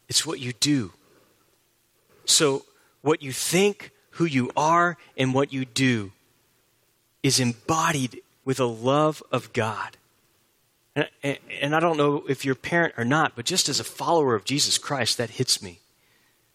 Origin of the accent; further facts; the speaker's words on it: Houston, Texas, United States; I grew up in Houston, and I grew up with a love for the Houston Astros